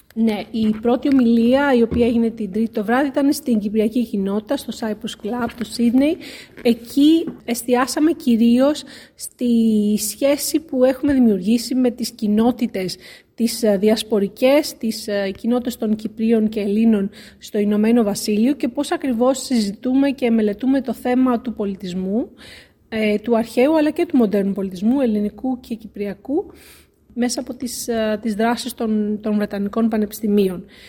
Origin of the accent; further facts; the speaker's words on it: Athens, Attica, Greece; moved away as an adult; also born or lived in Ioannina / Crete / Germany; now in Cambridge, United Kingdom; γεννήθηκα και μεγάλωσα στην Αθήνα, στην Ελλάδα